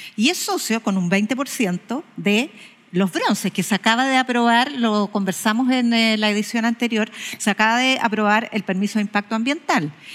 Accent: Chile; somos todos los chilenos

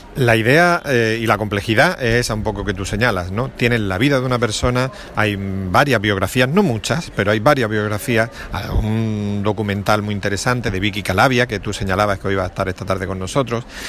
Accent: Andalusia, Spain; aquí en Andalucía

